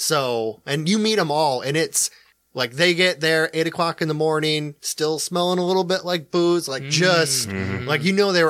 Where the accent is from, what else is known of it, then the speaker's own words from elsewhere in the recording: Iowa, United States; I'm from Iowa.